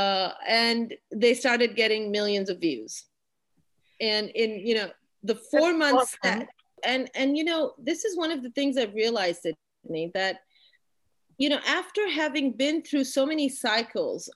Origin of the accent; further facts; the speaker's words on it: Pakistan; moved away as an adult; also born or lived in Austin, Texas, United States; I'm a Pakistani woman. I was born and raised here.